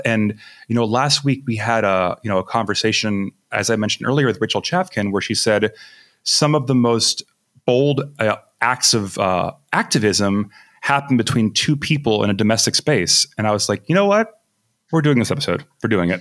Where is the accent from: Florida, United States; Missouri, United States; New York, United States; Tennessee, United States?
Florida, United States; Miami; I come from Miami